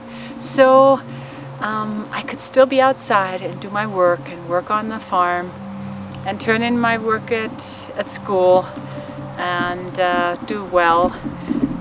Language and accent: English; Germany; moved away as an adult; now in United States; as a child in Germany, growing up in Germany, post-World War II